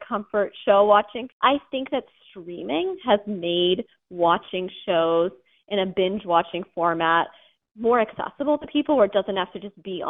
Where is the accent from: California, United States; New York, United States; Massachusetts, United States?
Massachusetts, United States; I'm from Massachusetts, so I grew up in New England